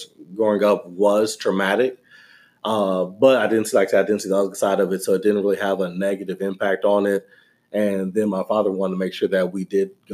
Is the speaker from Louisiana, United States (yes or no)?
yes; Louisiana, United States; moved away as an adult; now in Texas, United States; I grew up in Louisiana